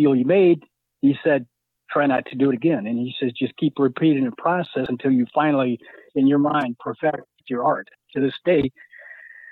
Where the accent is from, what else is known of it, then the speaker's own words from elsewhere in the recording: South Bend, Indiana, United States; now in Michigan City, United States; I grew up in South Bend.